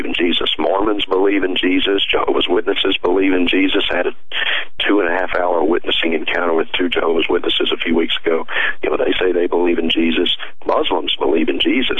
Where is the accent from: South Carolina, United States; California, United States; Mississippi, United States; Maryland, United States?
Mississippi, United States; Vicksburg; I grew up in Mississippi. I grew up in the Bible Belt.